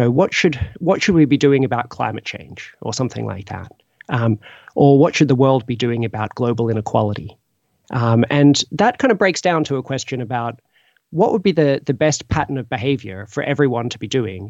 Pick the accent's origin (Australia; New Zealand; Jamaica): Australia; now in Oxford, United Kingdom; I'm originally from Australia